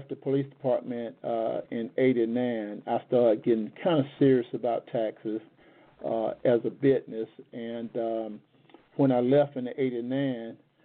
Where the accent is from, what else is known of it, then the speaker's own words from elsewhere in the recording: Macon, Georgia, United States; I'm from Macon, Georgia